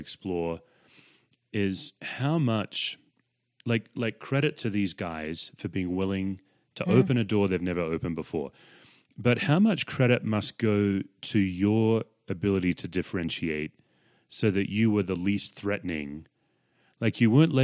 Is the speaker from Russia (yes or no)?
no; Australia; as an Australian